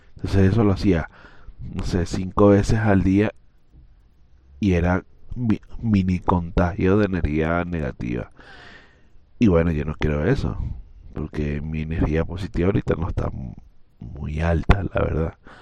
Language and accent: Spanish; Venezuela